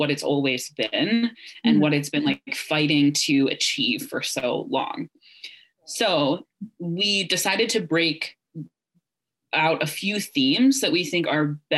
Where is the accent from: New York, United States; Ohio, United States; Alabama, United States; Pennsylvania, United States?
Ohio, United States; I was raised evangelical in Ohio